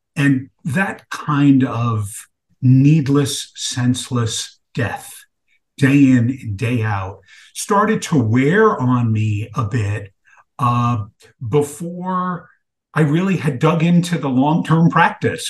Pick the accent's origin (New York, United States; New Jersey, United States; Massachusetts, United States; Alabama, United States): New York, United States; New York City; growing up in Brooklyn, New York in the 1970s